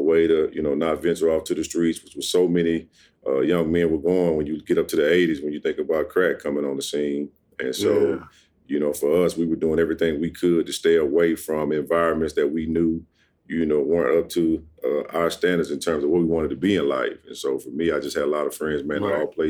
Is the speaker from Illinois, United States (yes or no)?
no; Ruston, Louisiana, United States; I grew up in Ruston, Louisiana, the youngest of four.